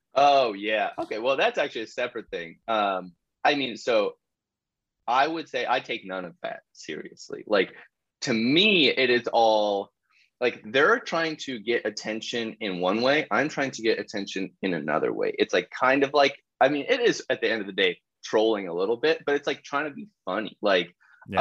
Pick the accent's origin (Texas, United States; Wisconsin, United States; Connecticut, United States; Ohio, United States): Ohio, United States; Columbus; I grew up in Columbus, Ohio, like high school